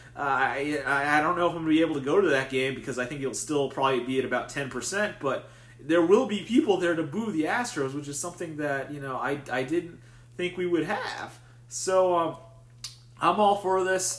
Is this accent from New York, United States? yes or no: yes; New York City, New York, United States; now in Washington, DC, United States; my home state, my home city, New York